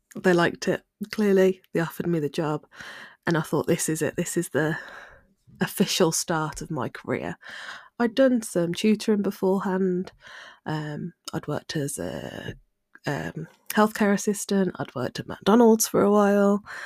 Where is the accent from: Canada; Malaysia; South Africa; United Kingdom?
United Kingdom; Midlands; I'm from the Midlands